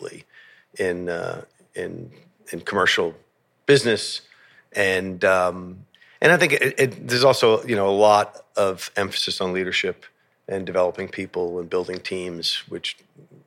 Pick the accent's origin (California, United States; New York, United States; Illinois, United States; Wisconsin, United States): New York, United States; New York City; moved away as an adult; also born or lived in Nassau County, Long Island; I grew up in New York